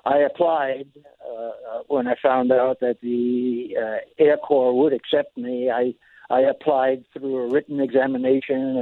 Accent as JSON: {"language": "English", "town": "New York City", "region": "New York", "country": "United States", "tie": "born or raised there", "also_born_or_lived": "Newport News, Virginia", "said": "the family picked up and moved to Queens in New York City, the borough of Queens"}